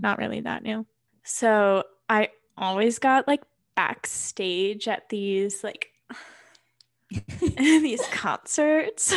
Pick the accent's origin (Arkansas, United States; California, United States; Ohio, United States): Ohio, United States; New Albany; moved away as an adult; now in Colorado, United States; I am from New Albany, Ohio.